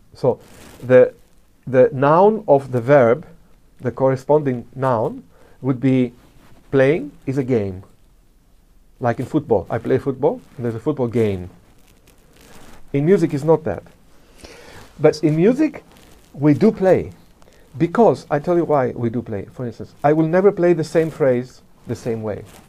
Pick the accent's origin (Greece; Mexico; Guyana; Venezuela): Greece; if I start talking immediately, you can realize that I come from Greece